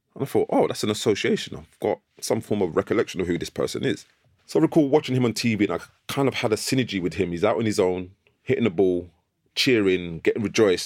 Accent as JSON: {"language": "English", "region": "London", "country": "United Kingdom", "tie": "born or raised there", "said": "I grew up in North London, Islington, near Archway Station"}